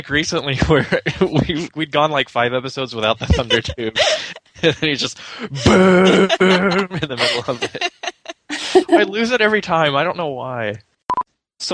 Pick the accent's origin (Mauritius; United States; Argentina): Argentina; accent: Argentine; my snobby Argentine accent